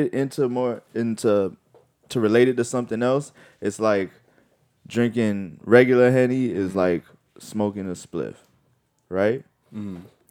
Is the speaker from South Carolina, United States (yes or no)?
no; North Miami Beach, Florida, United States; I'm black or mostly considered black by everybody, even though that's not everything. But I'm from North Miami Beach